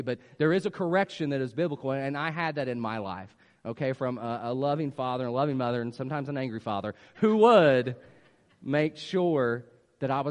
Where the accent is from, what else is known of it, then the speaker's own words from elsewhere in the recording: West Virginia, United States; moved away; I grew up in West Virginia, that's why I speak the way